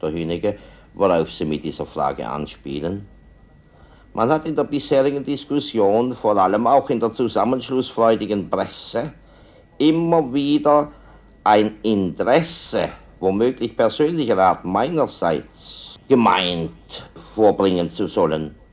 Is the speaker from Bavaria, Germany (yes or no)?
no; Baden-Württemberg, Germany; Ich bin Badener, verstehen Sie recht, nicht Südbadener, und will Badener bleiben.